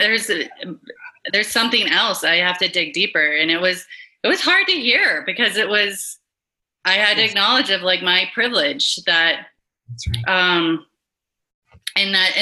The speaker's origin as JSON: {"language": "English", "town": "Memphis", "region": "Tennessee", "country": "United States", "tie": "born or raised there", "said": "I grew up in Memphis"}